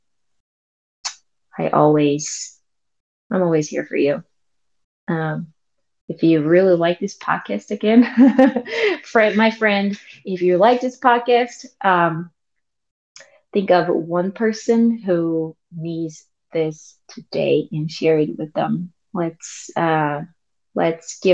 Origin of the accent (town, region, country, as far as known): South Korea; English is a second language; moved away as an adult; now in United States